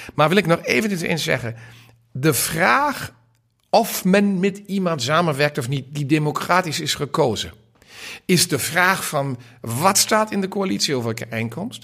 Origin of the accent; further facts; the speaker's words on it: Germany; als Duitse Liberaal